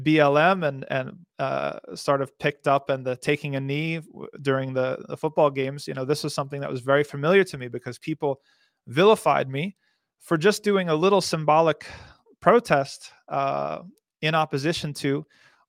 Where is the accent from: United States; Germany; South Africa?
United States; New Jersey; I'm from New Jersey